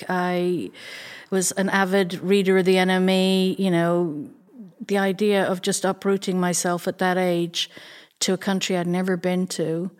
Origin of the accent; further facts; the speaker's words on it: London, United Kingdom; born there; So I was born in London.